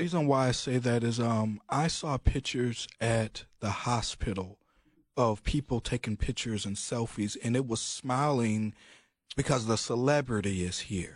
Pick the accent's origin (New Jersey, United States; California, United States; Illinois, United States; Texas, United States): Illinois, United States; Chicago; I'm from Chicago